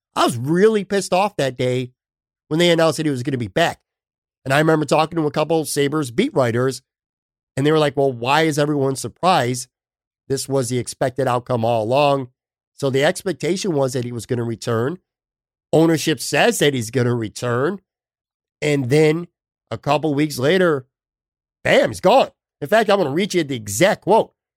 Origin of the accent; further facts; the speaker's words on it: Buffalo, New York, United States; I grew up on the West Side, and there was a little newsstand on the corner of Hurdle Avenue and Delaware